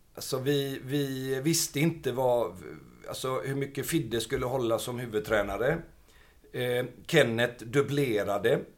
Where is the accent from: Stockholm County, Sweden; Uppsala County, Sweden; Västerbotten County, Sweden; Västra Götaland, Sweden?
Västra Götaland, Sweden; Gothenburg; jag är uppvuxen i Biskopsgården.